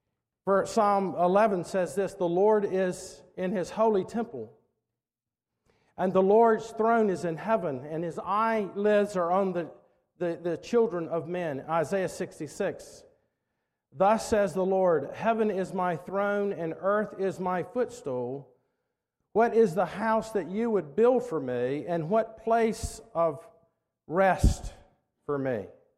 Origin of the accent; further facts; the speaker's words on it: the South, United States; And, of course, I guess it's part of being a Southerner. But I remember as a kid having this great sense that God is sovereign over us.